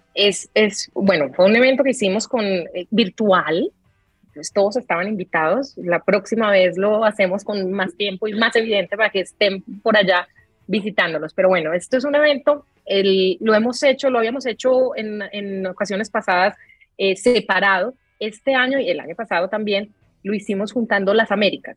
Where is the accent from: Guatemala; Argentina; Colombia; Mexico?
Colombia; soy colombiana y mi acento